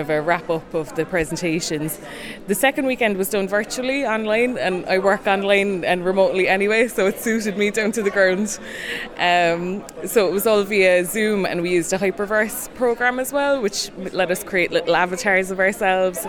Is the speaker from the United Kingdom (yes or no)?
no; Cork, Munster, Ireland; I'm from Cork City in Ireland.